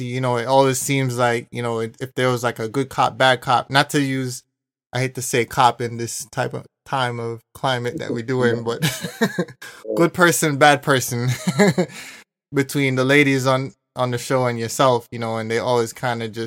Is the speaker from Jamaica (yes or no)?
yes; Kingston, Jamaica; also born or lived in Georgetown, Guyana; I was born in Guyana, but at age 4, I reached Kingston.